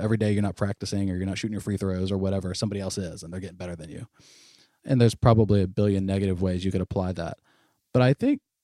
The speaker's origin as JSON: {"language": "English", "region": "North Florida", "country": "United States", "said": "I'm from North Florida"}